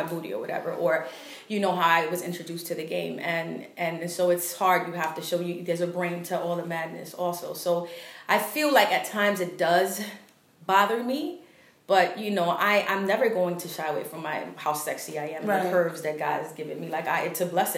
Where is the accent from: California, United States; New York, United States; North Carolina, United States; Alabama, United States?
New York, United States; New York City; We're from Harlem